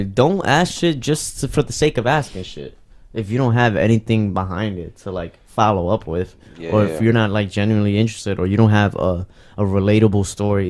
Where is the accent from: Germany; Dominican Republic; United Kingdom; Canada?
Dominican Republic; I'm from Dominican Republic.